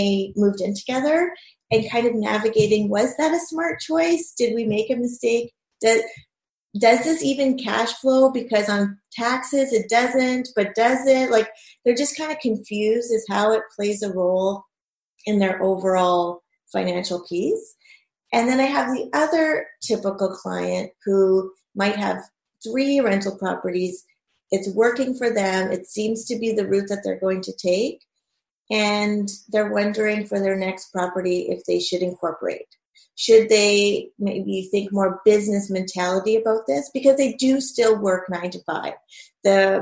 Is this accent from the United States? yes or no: no; Thunder Bay, Ontario, Canada; I'm also a mom, and I'm from Thunder Bay